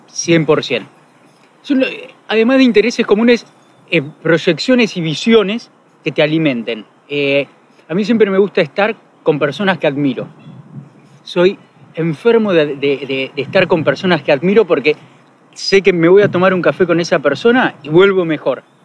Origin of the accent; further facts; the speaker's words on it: Mar del Plata, Buenos Aires Province, Argentina; Soy de Mardel, tengo mis amigos, son los que me conocen